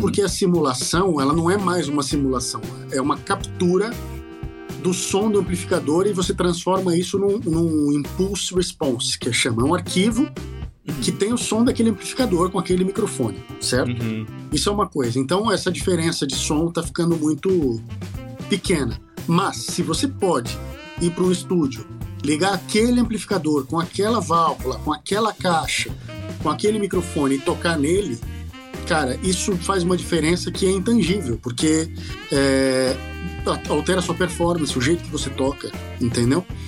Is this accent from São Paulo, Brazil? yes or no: yes; São Paulo, Brazil; eu sou de São Paulo